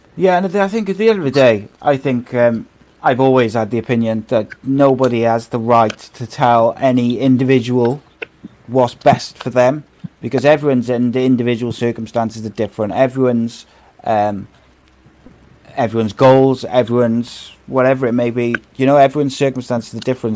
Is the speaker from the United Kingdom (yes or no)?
yes; Wales, United Kingdom; I'm Welsh